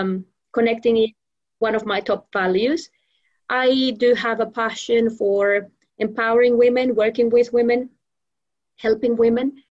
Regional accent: Venezuela; moved away as an adult; also born or lived in Melbourne, Australia; now in Australia; I migrated, or I went back to Venezuela when I what? was about six months

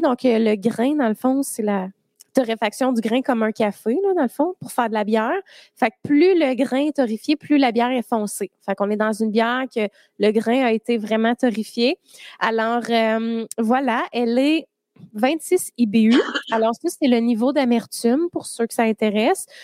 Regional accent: Drummondville, Quebec, Canada; Je viens de Drummond

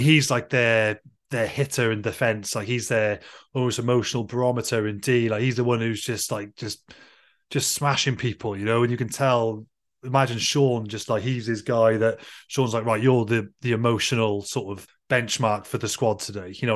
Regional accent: Wales, United Kingdom; as a Welshman

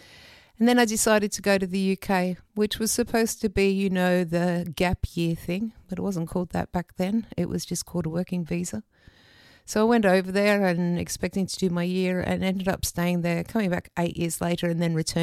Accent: Australia; moved away as an adult; I love being an Australian. I'm very proud of being an Australian

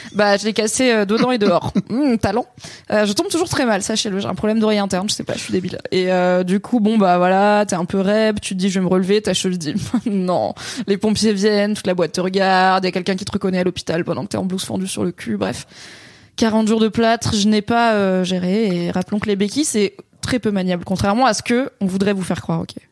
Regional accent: Alsace, Grand Est, France; Je suis alsacienne quand même

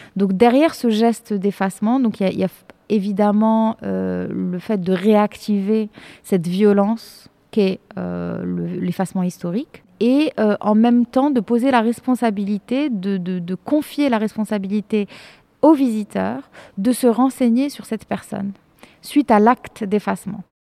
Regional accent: Morocco; moved away as an adult; also born or lived in France; je suis marocaine euh, j'ai grandi enfin je suis née j'ai grandi au Maroc de famille de parents marocains

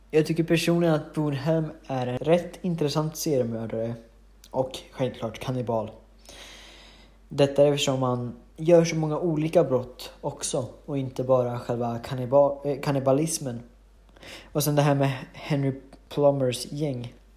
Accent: Hudiksvall, Gävleborg County, Sweden; Jag är från Hudiksvall

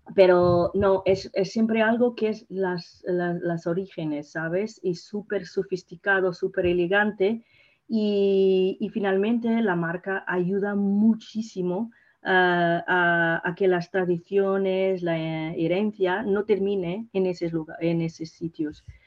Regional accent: Portugal; Spanish is a second language; also born or lived in Mozambique; soy portuguesa Sí. Y, claro, pero he nacido en Mozambique

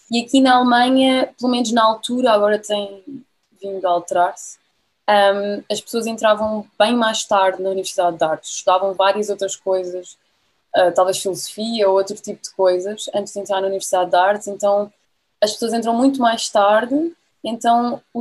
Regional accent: Lisbon, Portugal; moved away as an adult; also born or lived in Munich, Germany; now in Germany; eu sou uh, de Lisboa, um, sou de Lisboa, vivi a minha vida toda em Lisboa.

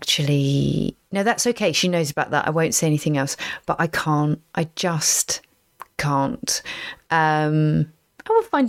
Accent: Basingstoke, South East England, United Kingdom; also born or lived in Reading; where I grew up in Basingstoke

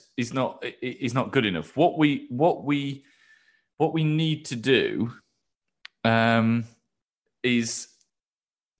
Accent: Yorkshire and the Humber, United Kingdom; I grew up in West Yorkshire

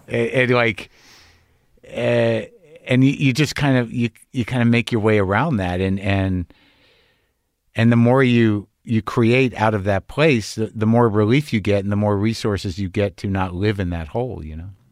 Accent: Albuquerque, New Mexico, United States; moved away; also born or lived in Lower East Side, New York; my parents were from Jersey, but I grew up in New Mexico

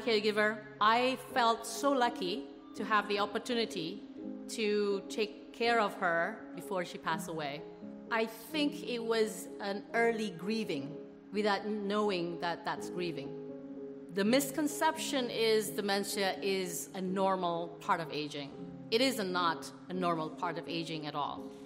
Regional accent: Jakarta, Indonesia; also born or lived in Australia; I grew up in Jakarta, Indonesia.

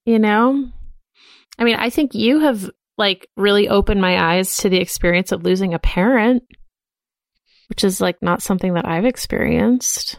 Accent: Boston, Massachusetts, United States; growing up in Boston with, like, all the Irish people

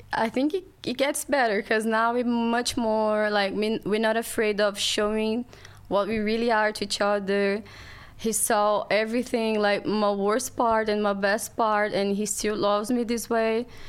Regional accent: Rio de Janeiro, Brazil; English is a second language; moved away as an adult; now in London, United Kingdom; So I'm from Brazil. My family's from Brazil. I grew up in Rio and yeah, it's the first time that I'm far from home

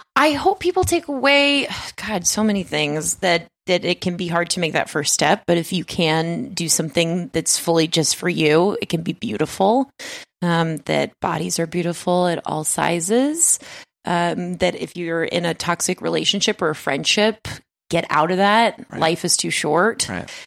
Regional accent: Las Vegas, Nevada, United States; I'm from Las Vegas. We're we're from Las Vegas

